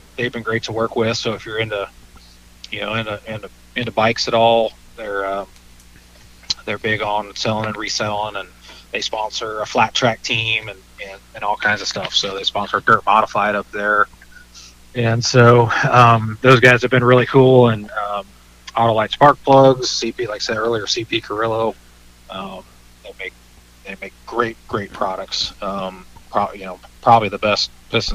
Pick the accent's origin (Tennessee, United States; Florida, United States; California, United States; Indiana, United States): California, United States; Northern; I grew up in Northern California